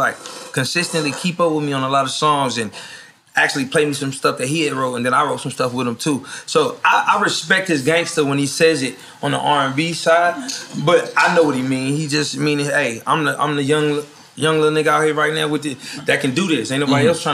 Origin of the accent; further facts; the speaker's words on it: Tappahannock, Virginia, United States; moved away; I'm from Tappahannock, so that's like the sticks. My like high school class was like... My graduating class is maybe like 26 people